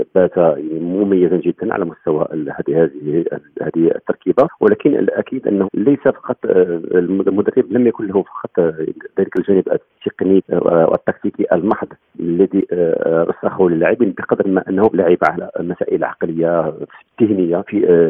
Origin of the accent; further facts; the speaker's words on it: Morocco; عندنا في المغرب